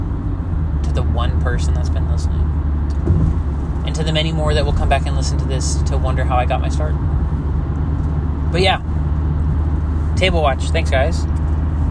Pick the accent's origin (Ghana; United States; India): United States; I'm an American